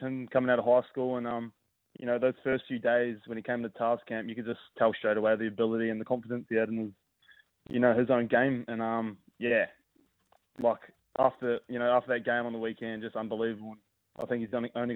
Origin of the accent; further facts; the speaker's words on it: North Canterbury, New Zealand; moved away as an adult; now in Sydney, Australia; growing up in New Zealand